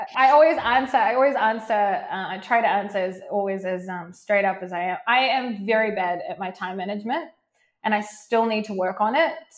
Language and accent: English; New Zealand; now in Israel; I'm originally from New Zealand, um, but mm. I live now in Israel.